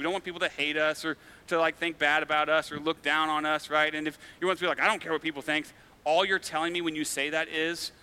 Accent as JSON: {"language": "English", "town": "Farmington", "region": "Missouri", "country": "United States", "tie": "born or raised there", "also_born_or_lived": "Fulton, Missouri", "said": "So I grew up in Farmington, which is a small town about an hour south of here."}